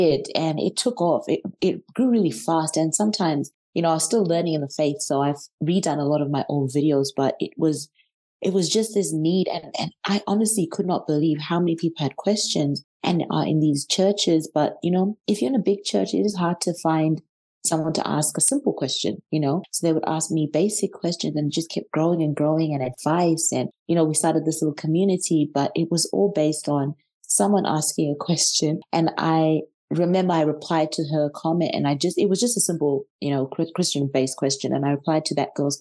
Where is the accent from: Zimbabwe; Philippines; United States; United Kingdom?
Zimbabwe; now in Australia; I was born in Zimbabwe, live in Australia.